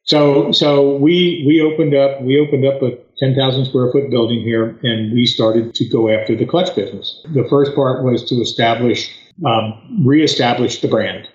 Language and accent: English; outside of Philadelphia, Pennsylvania, United States; moved away as an adult; now in North Carolina, United States; I was born and raised outside of Philadelphia, Pennsylvania lived there a good portion of my, my adult life